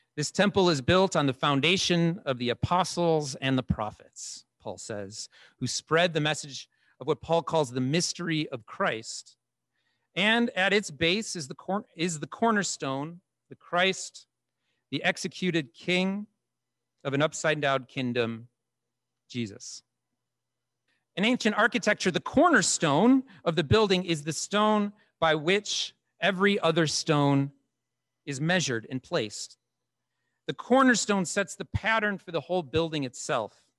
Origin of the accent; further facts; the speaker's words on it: United States; We grew up on the Canadian American border